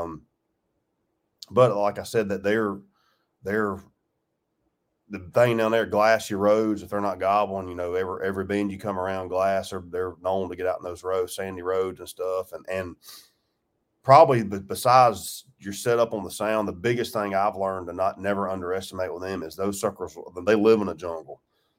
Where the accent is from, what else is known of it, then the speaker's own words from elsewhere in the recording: Georgia, United States; I grew up in Georgia, so I've obviously been in Florida a bunch